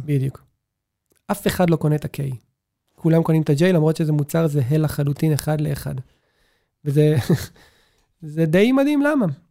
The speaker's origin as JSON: {"language": "Hebrew", "town": "Beersheba", "region": "Southern District", "country": "Israel", "tie": "born or raised there", "said": "אני זוכר את עצמי כילד בבאר שבע"}